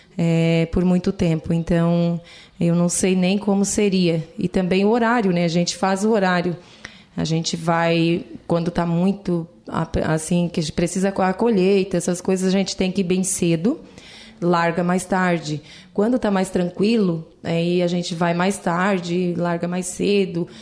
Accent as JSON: {"language": "Portuguese", "town": "Lauro Müller", "region": "Santa Catarina", "country": "Brazil", "tie": "born or raised there", "said": "Sim, sou natural de Lauro Miller. Nasci, me criei né, nesse lugar"}